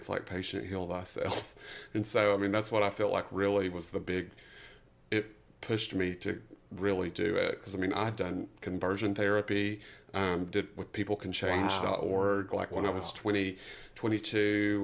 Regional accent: East Tennessee, United States; I am from East Tennessee originally, me and ….

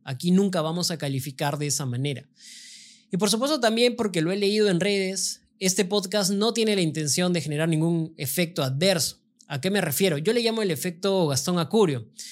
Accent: Peru; Como peruano

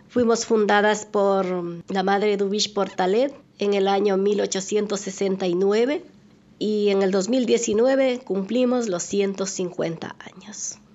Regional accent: Güel, Azuay, Ecuador; moved away; yo soy de la provincia de La Suay, del cantón Sixic, parroquia Güell. Mi pueblito es, muy pequeño, bonito, se llama Güell

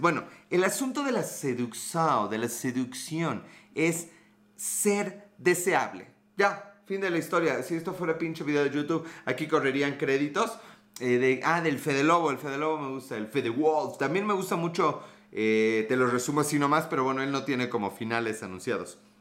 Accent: Mexico; Yo soy de México, a dos horas de la Ciudad de México

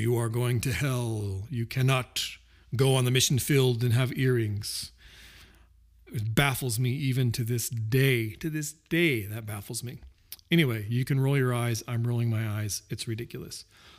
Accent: Missouri, United States; also born or lived in Colorado; So for me, I was born in Colorado, but grew up in Southwest Missouri. I know I don't sound like I'm from Southwest Missouri.

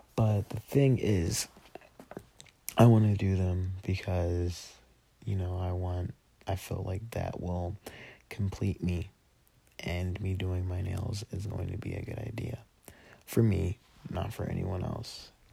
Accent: Denver, Colorado, United States; also born or lived in Texas; I was born in Denver

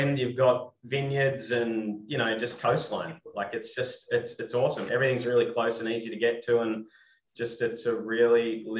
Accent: Sydney, New South Wales, Australia; also born or lived in Singapore; now in Adelaide, Australia; I'm from Sydney.

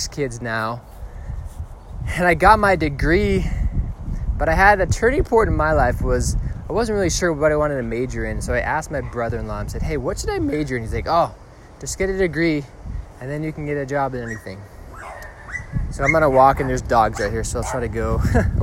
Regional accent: Hingham, Massachusetts, United States; I grew up in Hingham, Massachusetts, the youngest of eight

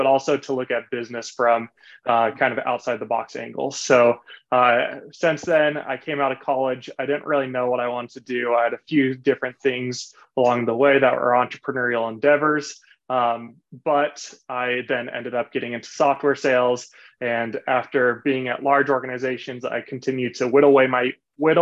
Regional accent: Laguna Beach, California, United States; I originally grew up in Southern Orange County in a city called Laguna Beach

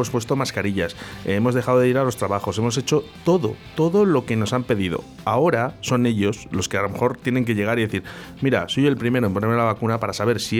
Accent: Spain

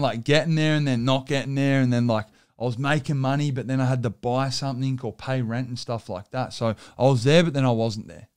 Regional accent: Sydney, New South Wales, Australia

